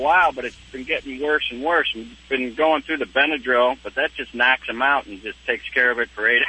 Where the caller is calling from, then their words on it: Charlotte, North Carolina, United States; Charlotte, North Carolina.